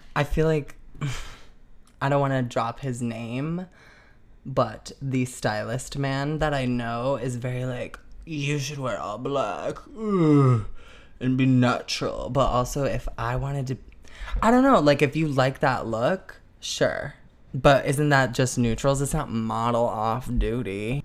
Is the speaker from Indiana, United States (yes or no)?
no; Arlington Heights, Illinois, United States; moved away as an adult; I was born and raised in Arlington Heights, Illinois. I wasn't born there, but from a suburb in Chicago